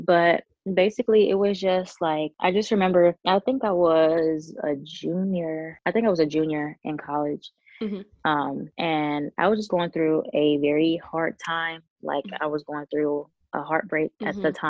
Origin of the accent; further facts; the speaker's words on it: New York, United States; also born or lived in Charlotte, North Carolina; Yeah, I'm from New York, but I went to high school in Charlotte, North Carolina.